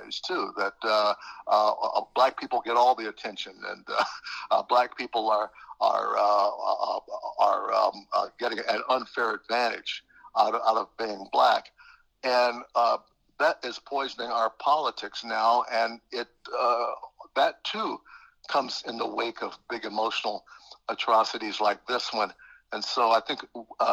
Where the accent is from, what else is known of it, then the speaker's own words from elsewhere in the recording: Middletown, Ohio, United States; I grew up there in Southern Ohio